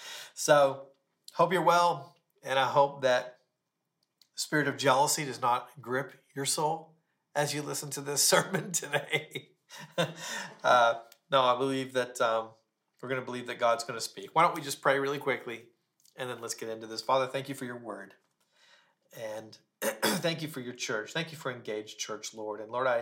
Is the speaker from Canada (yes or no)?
yes; Ontario, Canada; now in Palm Springs, United States; I am a Canadian. I'm from Ontario, but I live here in Palm Springs at the moment.